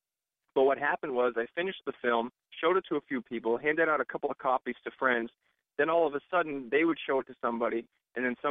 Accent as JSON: {"language": "English", "town": "Dartmouth", "region": "Massachusetts", "country": "United States", "tie": "born or raised there", "said": "I grew up in Dartmouth, about 8 miles down the road from the State Forest main entrance"}